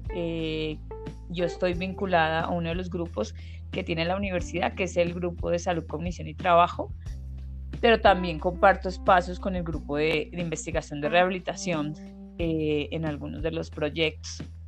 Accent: Colombia; also born or lived in Bogotá; yo soy de Colombia, vivo actualmente en Bogotá

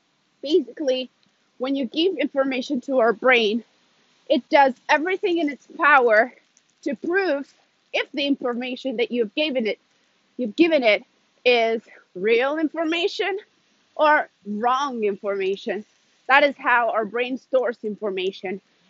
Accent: Ethiopia; also born or lived in Sweden; now in Italy; like I said in the beginning. I'm originally from Ethiopia, but currently I live in Italy, and I have moved around a lot. I've lived a little bit in, like, around Europe, a few years in Sweden.

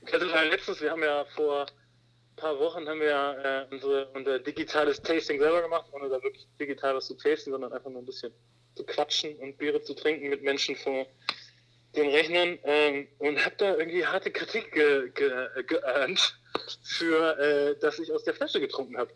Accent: Wermelskirchen, North Rhine-Westphalia, Germany; now in Hamburg, Germany; ich bin gerade mit meiner kleinen Familie äh, in meiner Heimat. Mhm. Ähm, also nicht in Hamburg, sondern in Wermelskirchen

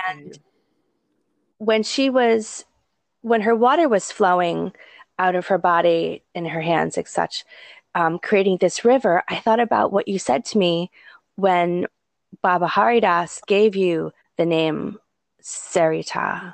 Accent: New England, United States; now in Hawaii, United States; I grew up in New England

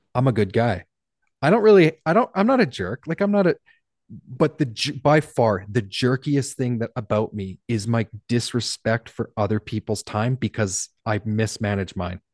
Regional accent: Canada; I'm Canadian

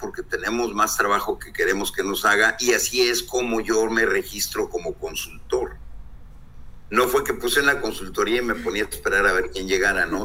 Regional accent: Torreón, Coahuila, Mexico; moved away as an adult; now in Ensenada, Mexico; soy de Torreón, Coahuila, decidí venirme a Ensenada, Baja California.

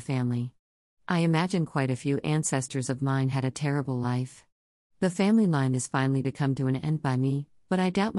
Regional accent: Kyoto, Japan; moved away; my hometown of Kyoto

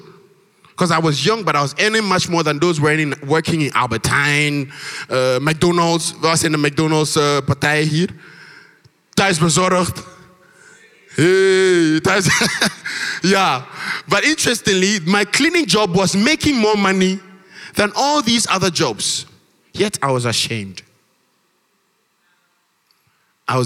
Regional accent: Ghana; moved away; our Ghanaian church mothers and fathers

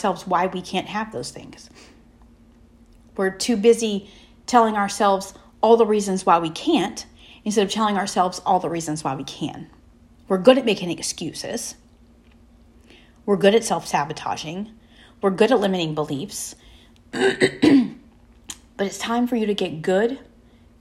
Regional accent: the South, United States; We're from the South

